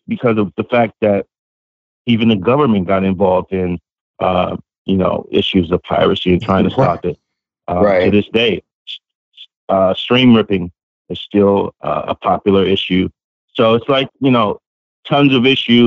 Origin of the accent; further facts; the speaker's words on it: Los Angeles, California, United States; I grew up in Los Angeles.